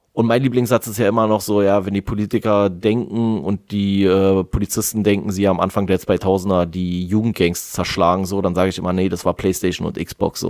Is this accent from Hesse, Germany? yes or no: no; Berlin, Germany; als Berliner